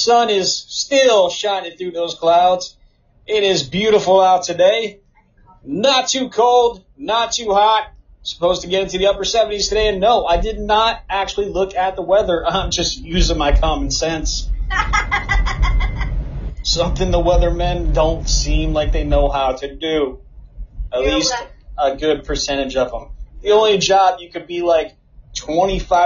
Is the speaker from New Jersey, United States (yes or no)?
yes; New Jersey, United States; now in Texas, United States; I'm from Jersey